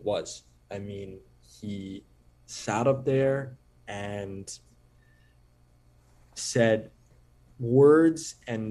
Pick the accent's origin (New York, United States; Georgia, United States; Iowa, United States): New York, United States; Growing up in New York, playing basketball, as I did, born in the year 2000